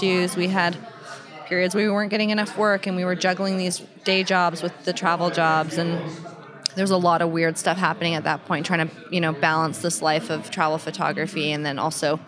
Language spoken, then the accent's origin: English; Canada; we're Canadian